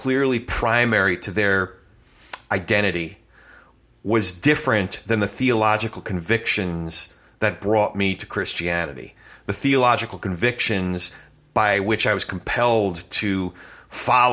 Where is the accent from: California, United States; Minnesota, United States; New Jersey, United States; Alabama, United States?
New Jersey, United States; moved away as an adult; also born or lived in New York; I grew up on the Jersey side, proud Jersey boy